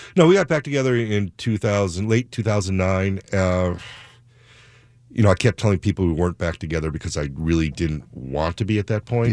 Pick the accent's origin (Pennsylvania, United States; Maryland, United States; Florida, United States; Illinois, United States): Illinois, United States; Chicago; now in Seattle, United States; I grew up in Chicago